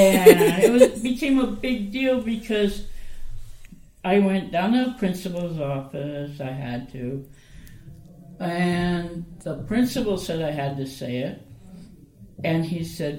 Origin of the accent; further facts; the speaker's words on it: Los Angeles, California, United States; moved away as an adult; now in Calgary, Canada; I grew up in the States, California.